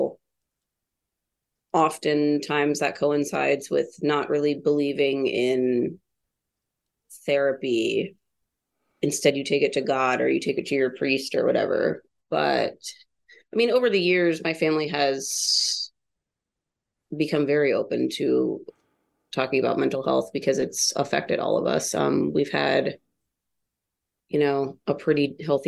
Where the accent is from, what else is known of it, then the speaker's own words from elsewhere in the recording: Newcastle, Ohio, United States; also born or lived in Columbus, Ohio; I grew up on an 80-acre farm in this place called Newcastle, Ohio